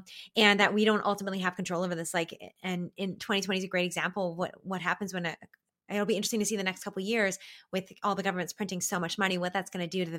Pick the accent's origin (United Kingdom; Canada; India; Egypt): Canada; my perspective as a Canadian